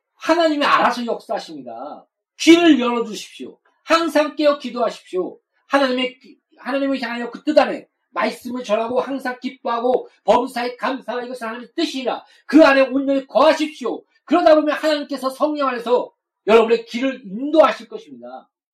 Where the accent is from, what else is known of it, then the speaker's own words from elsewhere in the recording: South Korea; 우리가 태어나고 싶어서 한국에 태어났습니까?